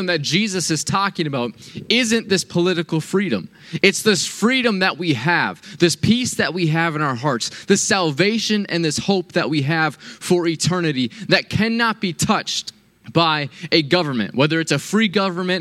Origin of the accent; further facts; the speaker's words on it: United States; I am a proud American